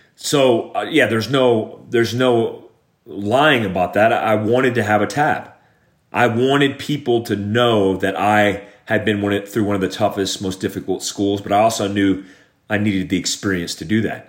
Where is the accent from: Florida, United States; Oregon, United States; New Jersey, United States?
Florida, United States; Daytona Beach; I grew up in Daytona Beach, Florida